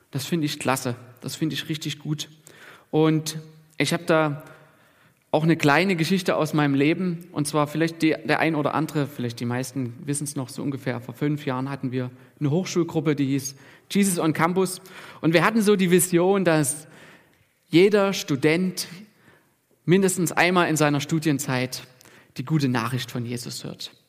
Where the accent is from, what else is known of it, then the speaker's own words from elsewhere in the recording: Germany; Und, und wir als Deutsche, wir sind ja auch so ein bisschen sicherheitsbewusst ne, und bedürftig.